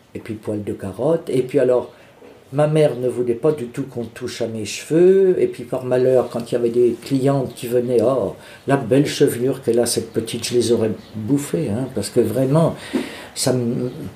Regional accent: Bourges, Centre-Val de Loire, France; also born or lived in Charleville-Mézières, Ardennes; je suis né à Mézières-Charleville, dans les Ardennes, mais je n'y ai pas vécu parce que quand j'ai eu trois ans, mes parents ont déménagé, sont venus s'installer dans le Berry. On ils sont venus à Bourges

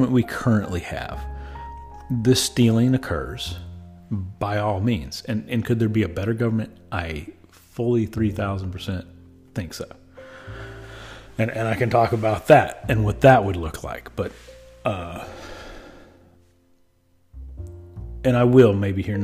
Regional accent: United States; I am as an American

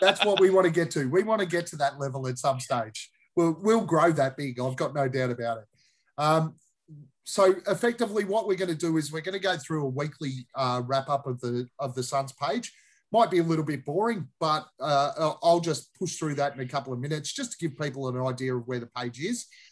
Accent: Australia; We're Aussies.

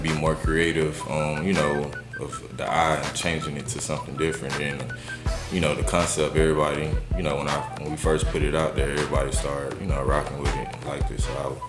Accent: Atlanta, Georgia, United States; I'm from, well, I grew up mostly in Atlanta, like my whole life. I went to Tri-Cities on the south side.

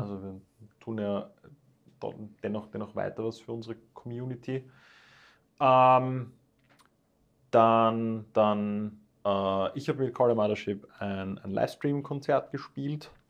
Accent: Vienna, Austria; nicht nur als Österreicher, nicht nur als Wiener

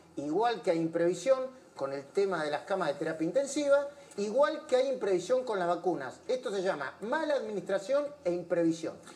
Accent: Argentina; porque somos argentinos

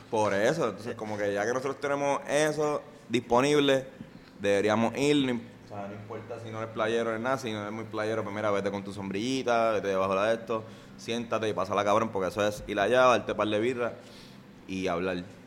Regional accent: San Juan, Puerto Rico; nosotros somos de Río Piedra, de, toda la vida

